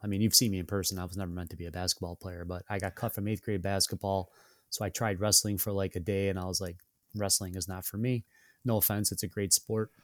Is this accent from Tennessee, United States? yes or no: no; Syracuse, New York, United States; born and raised in Syracuse